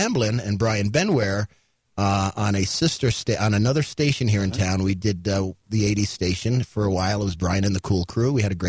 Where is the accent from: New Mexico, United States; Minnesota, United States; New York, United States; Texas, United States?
New York, United States; New York City; moved away as an adult; I grew up in New York City.